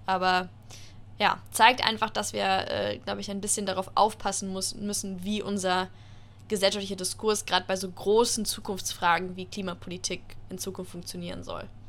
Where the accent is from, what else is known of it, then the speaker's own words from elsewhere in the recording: Germany; wir ähm, als Deutsche